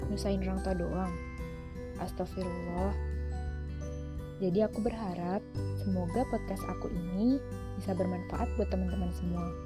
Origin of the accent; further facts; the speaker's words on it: Jepara, Central Java, Indonesia; Aku asli Jawa, kelahiran Jepara